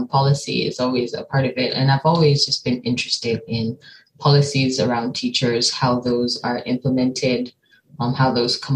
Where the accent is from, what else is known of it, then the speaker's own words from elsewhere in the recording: Nigeria; moved away as an adult; also born or lived in United States; now in East Lansing, United States; I'm from Nigeria. I've been living in Nigeria most of my life